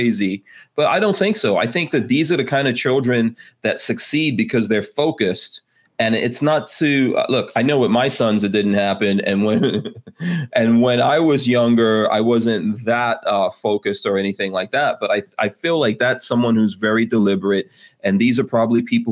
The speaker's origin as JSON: {"language": "English", "town": "New York City", "region": "New York", "country": "United States", "tie": "born or raised there", "said": "I grew up in Far Rockaway, New York in the 80s"}